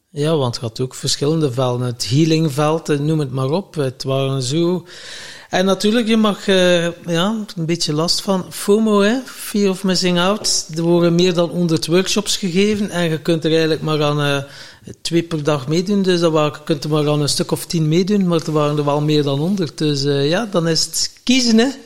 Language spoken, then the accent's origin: Dutch; Flanders, Belgium; wij als Vlamingen